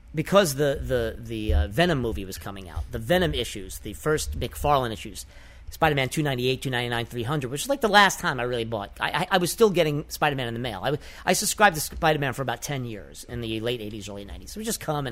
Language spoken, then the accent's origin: English; New York City, New York, United States; I was a kid from the Bronx